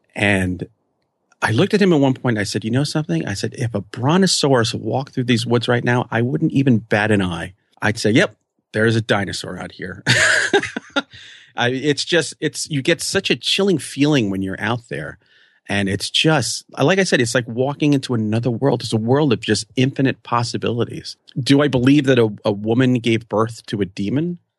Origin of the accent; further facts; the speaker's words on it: New York, United States; I'm a New Yorker